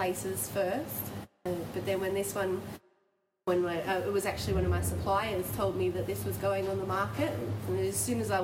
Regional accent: Campbelltown, New South Wales, Australia; also born or lived in China; I grew up in Campbelltown.

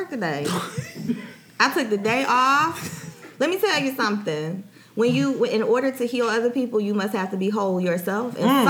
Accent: Atlanta, Georgia, United States; I'm from Atlanta.

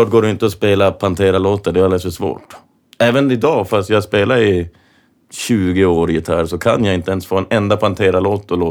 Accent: Kiruna, Norrbotten County, Sweden; jag är från Kiruna

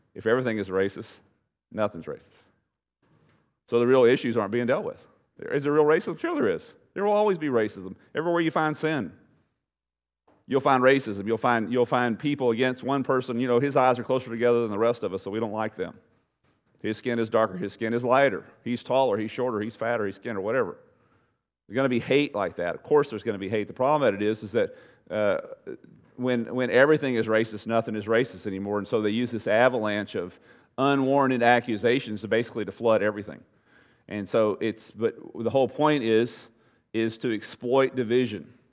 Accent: United States; I'm an American

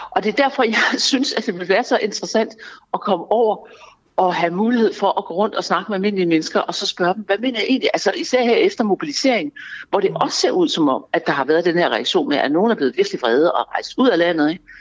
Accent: Denmark; Det er min politiske holdning, og jeg er dansker, og jeg har

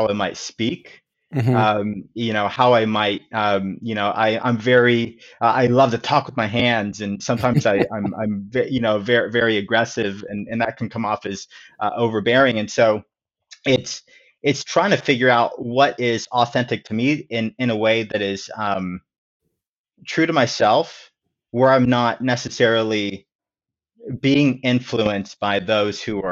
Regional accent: Inglewood, California, United States; now in Washington, D.C. area, United States; I was actually born and raised in Inglewood, California.

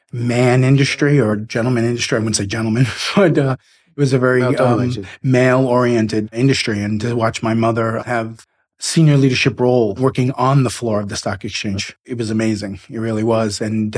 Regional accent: New York City, New York, United States; I grew up in Queens, basically Bayside, North Flushing. It's the northeastern furthest point of Queens, right under the Throgs Neck Bridge, right on the bay area, on the water.

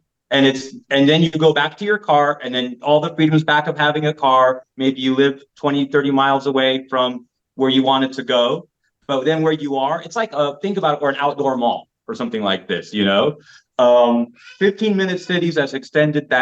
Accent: United States; moved away as an adult; now in Belgrade, Serbia; as an American

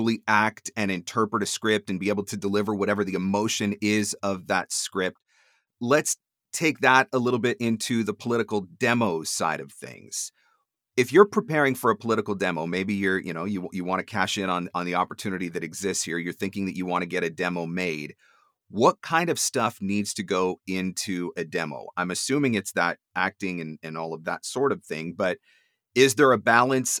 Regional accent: Canada; I'm Canadian

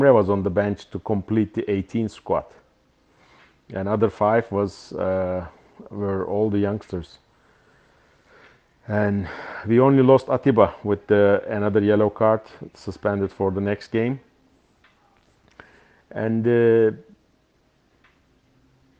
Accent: İzmir, Turkey; İzmir, my hometown

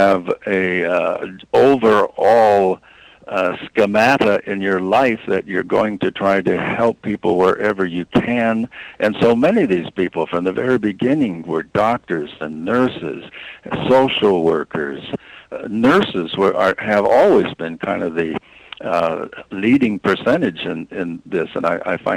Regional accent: Iowa, United States; I'm from Iowa

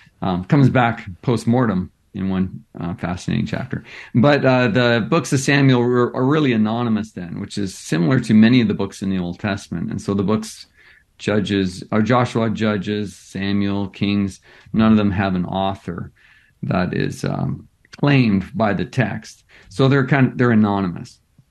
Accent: British Columbia, Canada; So I grew up as a Baptist pastor's kid. So I grew up in British Columbia, mostly in Western Canada.

